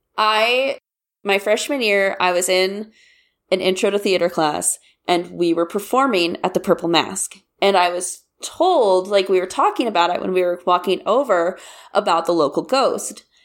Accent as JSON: {"language": "English", "region": "Kansas", "country": "United States", "said": "I'm from Kansas, and I went to K-State"}